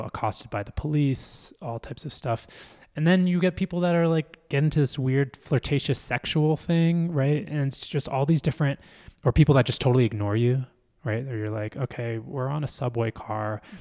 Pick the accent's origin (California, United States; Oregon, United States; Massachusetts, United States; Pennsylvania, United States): Pennsylvania, United States; Philadelphia; I grew up in Philly